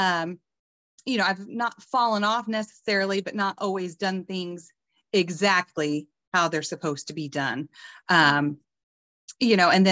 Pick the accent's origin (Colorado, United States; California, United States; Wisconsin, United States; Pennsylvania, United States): Colorado, United States; also born or lived in Nashville, Tennessee; now in Illinois, United States; I'm from Colorado